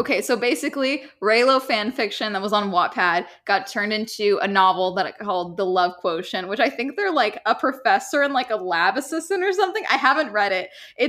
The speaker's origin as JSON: {"language": "English", "region": "California", "country": "United States", "tie": "born or raised there"}